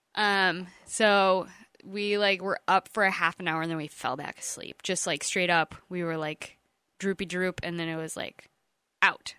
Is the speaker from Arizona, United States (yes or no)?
no; East Jordan, Michigan, United States; we're from the East Jordan area